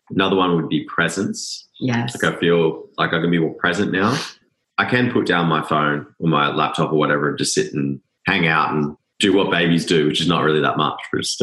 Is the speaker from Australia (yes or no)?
yes; Australia; I think one aspect too, growing up in Australia, I don't know if you guys notice this, but there's the tall poppy syndrome